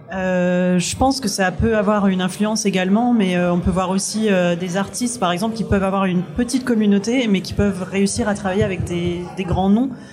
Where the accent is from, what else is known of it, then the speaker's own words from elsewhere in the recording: Réunion; moved away; j'ai grandi à La Réunion